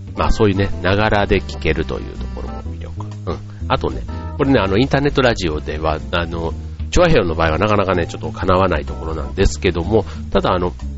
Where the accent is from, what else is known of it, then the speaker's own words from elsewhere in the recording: Yao, Osaka, Japan; 僕の出身のね、大阪の八尾市というところ